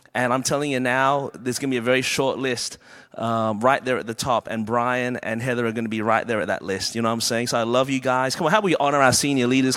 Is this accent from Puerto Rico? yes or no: no; Melbourne, Victoria, Australia; moved away as an adult; now in Anderson, United States; I was born and raised in Melbourne, Australia. And that's the reason my voice is this way